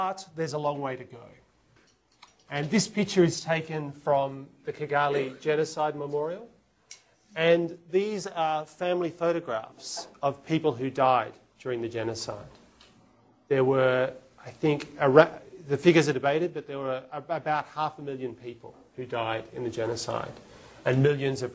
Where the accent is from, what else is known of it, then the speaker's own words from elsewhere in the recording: Australia; moved away as an adult; now in Rwanda; In my home state in Australia, we have 5 million people in the state now.